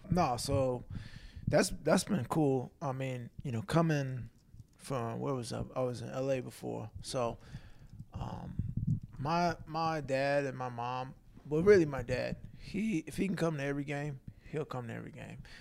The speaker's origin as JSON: {"language": "English", "area": "Long Island", "region": "New York", "country": "United States", "tie": "born or raised there", "moved": "yes", "lives_now": "Philadelphia, United States", "said": "growing up in Long Island"}